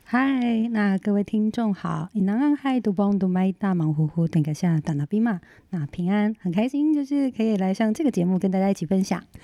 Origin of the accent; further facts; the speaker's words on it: Hualien-Taitung, eastern Taiwan, Taiwan; 呃，我是花东的布农族